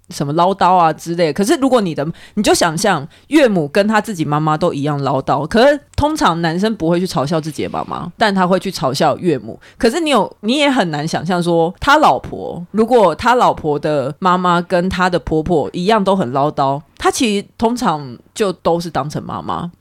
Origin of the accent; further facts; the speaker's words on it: Taiwan; 可能像呃我们台湾人华人习俗结婚